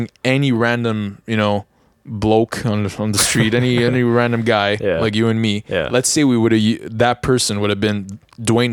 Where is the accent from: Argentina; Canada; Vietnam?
Canada; Montreal, Quebec; here in Montreal, we're from Montreal